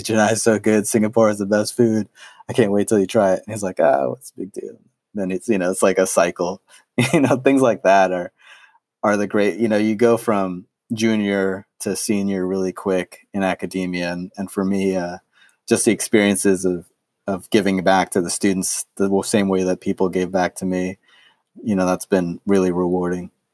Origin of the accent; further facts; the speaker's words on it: New York City, New York, United States; I grew up in New York City